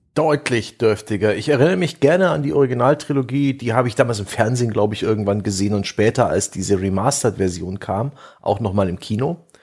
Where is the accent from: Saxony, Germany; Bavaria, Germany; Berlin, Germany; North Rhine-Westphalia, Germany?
Saxony, Germany; Saxon Switzerland; es eben auch meine Heimat ist